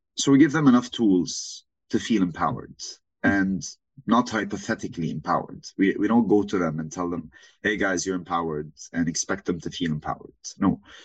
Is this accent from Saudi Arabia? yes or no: yes; Saudi Arabia; moved away; also born or lived in Lebanon / Beirut, Lebanon; born and raised in Saudi my entire life, originally from Lebanon.